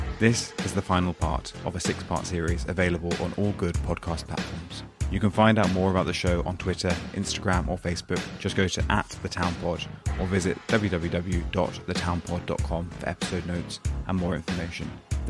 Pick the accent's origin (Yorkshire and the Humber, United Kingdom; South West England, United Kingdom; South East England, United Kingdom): South East England, United Kingdom; Turners Hill; I'm really from Turner's Hill